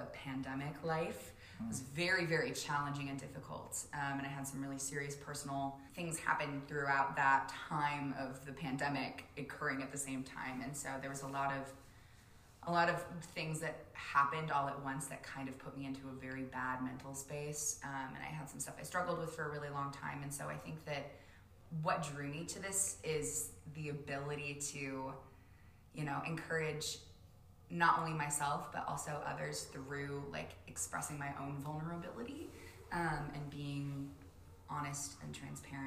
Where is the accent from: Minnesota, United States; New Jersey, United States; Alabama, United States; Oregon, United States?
Minnesota, United States; Alexandria; also born or lived in Fargo, United States; I am actually born and raised in Alexandria, Minnesota